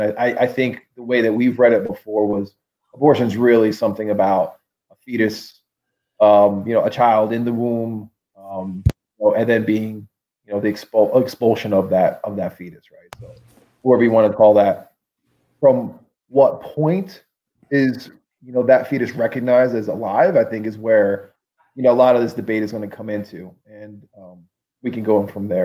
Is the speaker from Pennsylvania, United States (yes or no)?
yes; Pennsylvania, United States; we're both from Pennsylvania